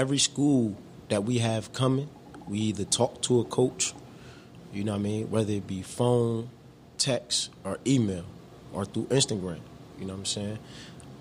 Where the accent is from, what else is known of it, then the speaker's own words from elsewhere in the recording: New Jersey, United States; I'm from New Jersey